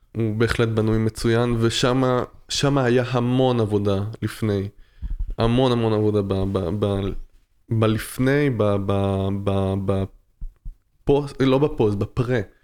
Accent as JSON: {"language": "Hebrew", "country": "France", "tie": "born or raised there", "also_born_or_lived": "Tel Aviv", "moved": "yes", "lives_now": "Israel", "said": "במולדת שלי, בצרפת, כן, נולדתי בצרפת"}